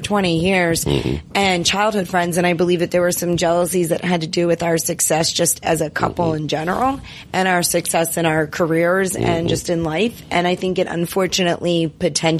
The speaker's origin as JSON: {"language": "English", "town": "Baltimore", "region": "Maryland", "country": "United States", "said": "we're from Baltimore"}